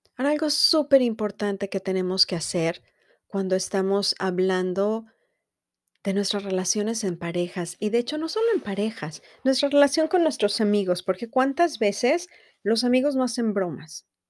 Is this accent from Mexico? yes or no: yes; Mexico; now in United States; nosotros como mexicanos